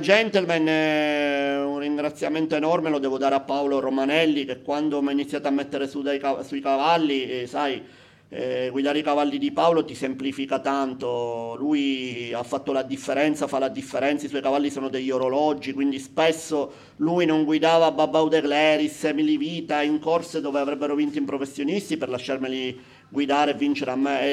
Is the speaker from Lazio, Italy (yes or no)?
no; Palermo, Sicily, Italy; Casa mia è di fronte all'ippodromo a Palermo